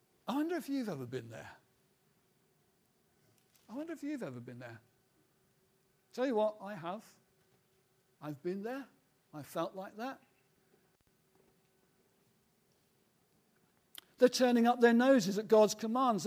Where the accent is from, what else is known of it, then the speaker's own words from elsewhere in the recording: United Kingdom; those of us who are British, we kind of grow up in that kind of world of cynicism